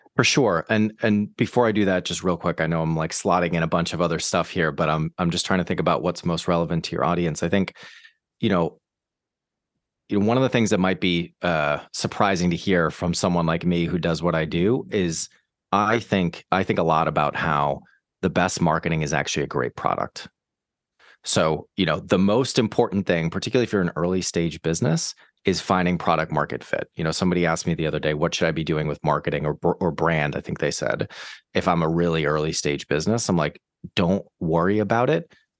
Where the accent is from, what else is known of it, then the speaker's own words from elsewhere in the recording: Boston, Massachusetts, United States; moved away as an adult; also born or lived in New York / San Francisco; now in London, United Kingdom; I'm from the States, from Boston, actually, originally.